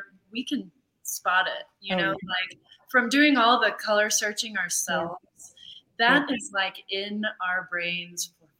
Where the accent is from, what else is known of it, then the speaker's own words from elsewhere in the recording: Dallas, Texas, United States; moved away as an adult; now in Santa Fe, United States; I'm born and raised in Dallas, and I will always love my Texas heritage